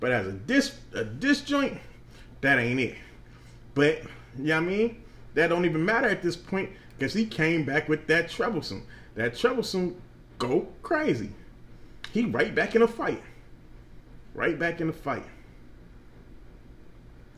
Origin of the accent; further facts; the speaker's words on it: Oakland, California, United States; I'm from East Oakland